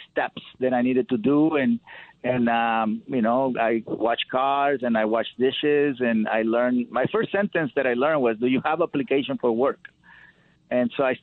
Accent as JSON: {"language": "English", "country": "Mexico", "tie": "born or raised there", "moved": "yes", "lives_now": "United States", "said": "growing up in Mexico, you know, my family nurtured my connection with animals"}